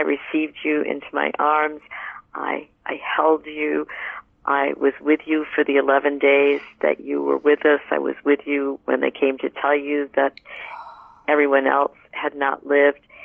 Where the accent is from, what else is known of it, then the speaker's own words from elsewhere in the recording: New England, United States; moved away as an adult; also born or lived in Southwest United States; I was moving from New England, where I had been raised